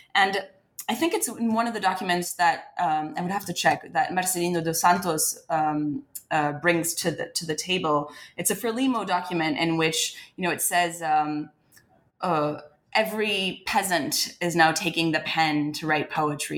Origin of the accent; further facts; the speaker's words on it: France; moved away as an adult; now in United States; I wasn't born in France, but I was raised in France, and, and spent most of my life um, in France until I came to to the U.S. for college